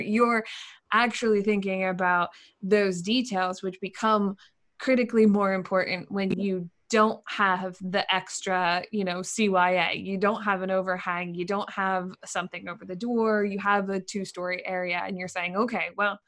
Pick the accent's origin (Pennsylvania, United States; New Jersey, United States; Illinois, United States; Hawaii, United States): Pennsylvania, United States; Lancaster; now in Maine, United States; I grew up in in Lancaster, Pennsylvania, so not too far outside of Philly